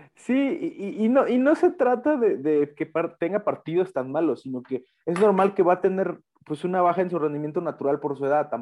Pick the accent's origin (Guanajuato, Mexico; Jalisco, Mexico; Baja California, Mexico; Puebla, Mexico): Jalisco, Mexico; Guadalajara; Uno como tapatío realmente vive de forma distinta ese partido